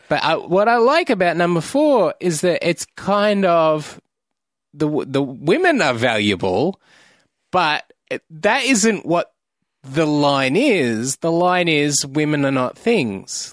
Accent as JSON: {"language": "English", "country": "Australia", "said": "I'm an Australian"}